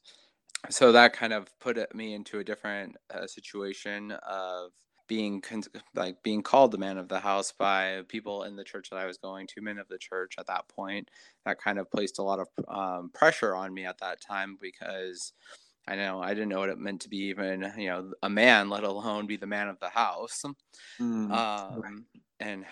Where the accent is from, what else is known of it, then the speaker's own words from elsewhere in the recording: Washington, United States; also born or lived in Hawaii; I live in Kent, Washington. I was born in Hawaii. My dad was military, and I came to Washington with my mom and my sisters when I was 5. And my dad, since he was military, got transferred up to this area. So been here pretty much ever since.